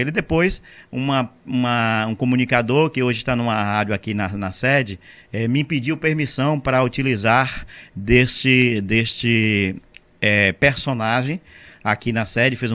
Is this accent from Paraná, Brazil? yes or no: no; Monte Gordo, Bahia, Brazil; born or raised there